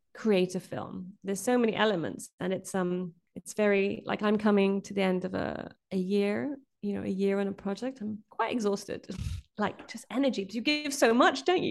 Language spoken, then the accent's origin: English; Brazil; moved away; I grew up in Brazil